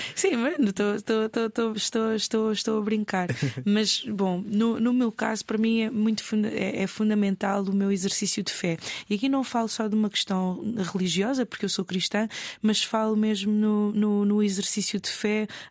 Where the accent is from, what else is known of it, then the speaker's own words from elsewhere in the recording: Lisbon, Portugal; accent: Portuguese (Portugal); also born or lived in Mozambique; eu estudei sempre em Lisboa, no centro de Lisboa, até à universidade